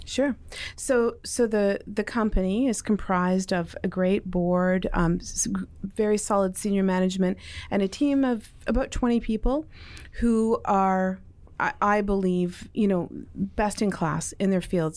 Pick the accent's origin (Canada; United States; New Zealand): Canada; Toronto, Ontario; also born or lived in Mississauga; born in Toronto, um, grew up in Toronto